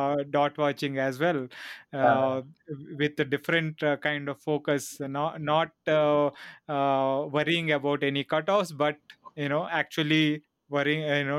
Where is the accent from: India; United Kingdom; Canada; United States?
India; We are Indian, you know, cycling fans